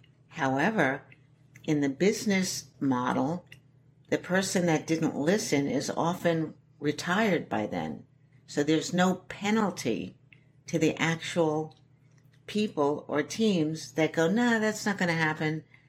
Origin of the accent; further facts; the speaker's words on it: Shanghai, China; also born or lived in New York City, United States; I come from a very, kind of rough background, the East Village. I'm sixth generation New Yorker. I was brought up in Shanghai because my father was head of the CID in Shanghai, which is like the CIA.